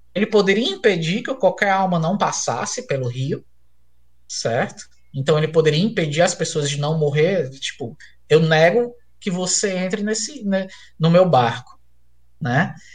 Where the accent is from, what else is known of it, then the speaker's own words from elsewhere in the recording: Fortaleza, Ceará, Brazil; also born or lived in Crateús, Ceará; eu sou de Fortaleza, mas eu morei no interior do Ceará, em Crateús